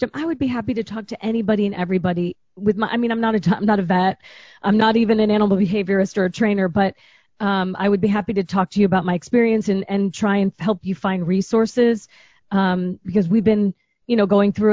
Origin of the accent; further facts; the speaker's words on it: Chicago, Illinois, United States; moved away; I'm a girl from Chicago.